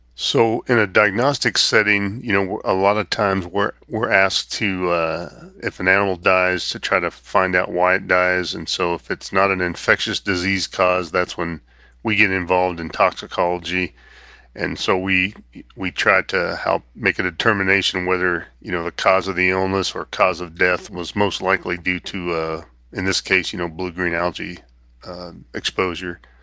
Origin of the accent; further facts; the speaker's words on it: Northeast Kansas, United States; moved away as an adult; also born or lived in Iowa; I grew up in Northeast Kansas, around veterinary medicine